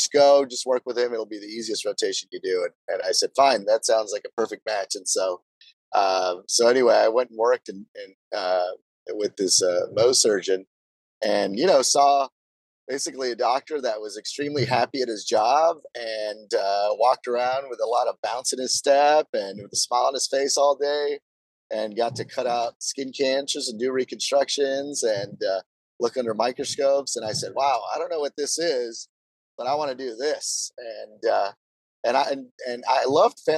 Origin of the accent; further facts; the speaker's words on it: Brownsville, Texas, United States; moved away as an adult; also born or lived in Notre Dame, Indiana; I'm originally from South Texas. It's a border town called Brownsville, Texas, which is famous for being one of the poorest cities in America.